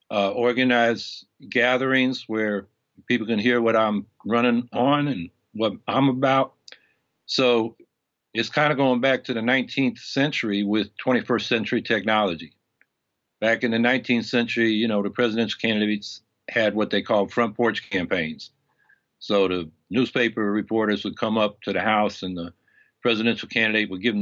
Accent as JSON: {"language": "English", "region": "California", "country": "United States", "lives_now": "Syracuse, United States", "said": "Originally from California."}